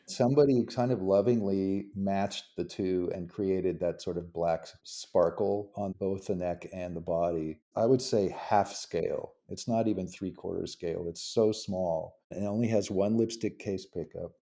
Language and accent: English; Los Angeles, California, United States; I'm from the West Coast, I'm from Los Angeles